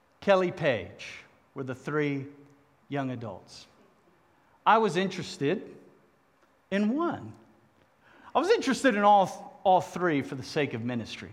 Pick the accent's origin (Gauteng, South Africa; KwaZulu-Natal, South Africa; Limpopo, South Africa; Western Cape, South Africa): Western Cape, South Africa; Cape Town; accent: southern; moved away; I happened to be born 2,000 miles south in Cape Town, South Africa.